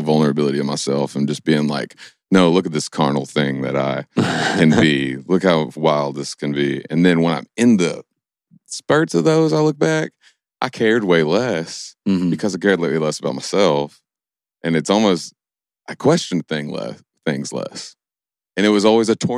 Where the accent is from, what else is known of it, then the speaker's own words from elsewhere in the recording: Stanford, Kentucky, United States; moved away as an adult; also born or lived in Nashville; I grew up in Stanford, Kentucky